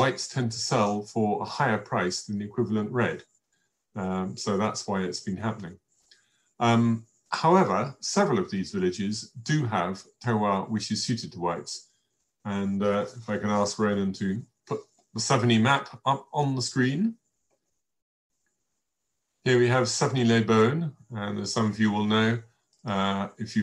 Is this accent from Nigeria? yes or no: no; England, United Kingdom; myself being English all the way through